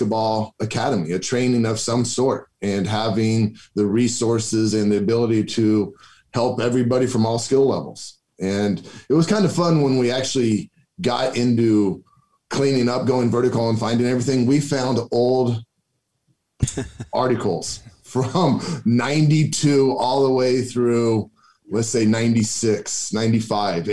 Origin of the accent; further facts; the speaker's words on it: Grand Island, Nebraska, United States; also born or lived in Omaha; grew up in Grand Island